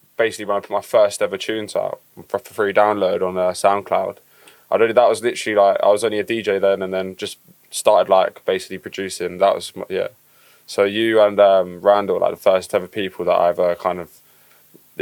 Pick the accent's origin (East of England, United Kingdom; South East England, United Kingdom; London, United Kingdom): East of England, United Kingdom; Watford; I'm from Watford